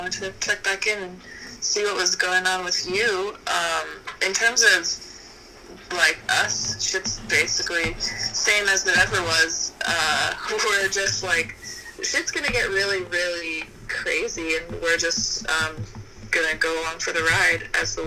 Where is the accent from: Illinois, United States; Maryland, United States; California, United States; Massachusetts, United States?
Massachusetts, United States; Boston; moved away; I grew up in New England, like, in Boston